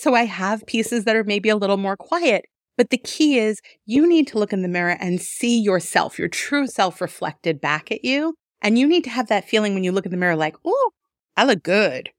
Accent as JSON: {"language": "English", "region": "New York", "country": "United States", "tie": "born or raised there", "also_born_or_lived": "Denver", "moved": "as an adult", "lives_now": "Detroit, United States", "said": "I'm originally from New York. I was born and raised out there"}